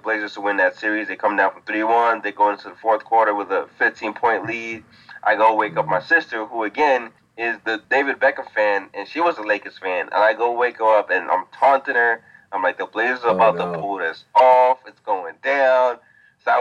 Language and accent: English; Nigeria; moved away; also born or lived in Atlanta, Georgia, United States; I was born in Atlanta, but my family is Nigerian. So I grew up in Nigeria for a decent amount of time.